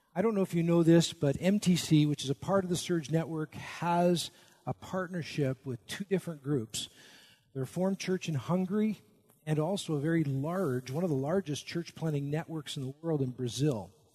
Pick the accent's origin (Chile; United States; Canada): Canada; I'm Canadian, at least in my spirit. I'm actually a dual citizen